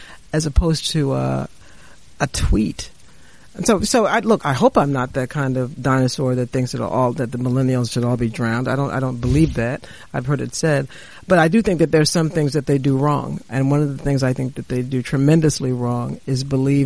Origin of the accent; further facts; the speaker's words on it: New York City, New York, United States; I grew up in the South Bronx, and my world was the South Bronx